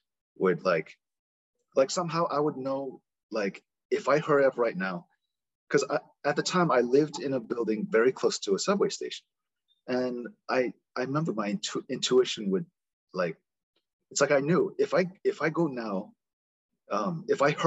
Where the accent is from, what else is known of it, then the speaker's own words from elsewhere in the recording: United States; accent: American; also born or lived in South Korea; I'm a Korean American. I was born and raised here, but I have a slight American accent